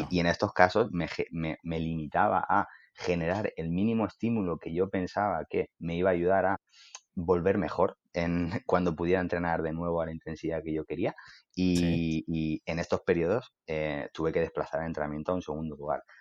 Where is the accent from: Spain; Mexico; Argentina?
Spain; Elche, Valencian Community; soy, de Elche